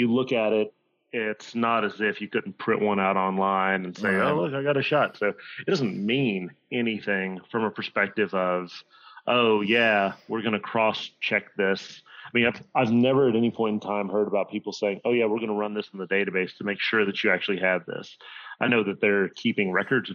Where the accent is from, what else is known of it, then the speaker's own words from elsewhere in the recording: Virginia, United States; I grew up in Podunk, nowhere, Virginia